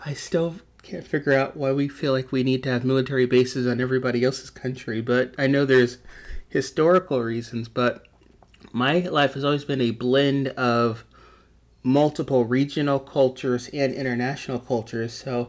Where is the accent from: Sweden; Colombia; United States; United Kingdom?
United States; Louisiana; born there; also born or lived in Japan / Oklahoma / South Dakota; So I was born in Louisiana when my dad was stationed there. And then we moved to Japan. We moved to Oklahoma, all these different states in the United States. We moved to South Dakota before he retired.